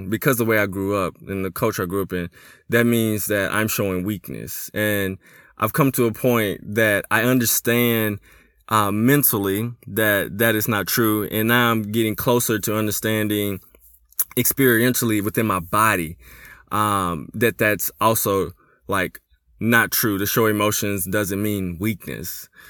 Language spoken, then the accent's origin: English; Memphis, Tennessee, United States; growing up in Memphis, Tennessee, growing up in a hood.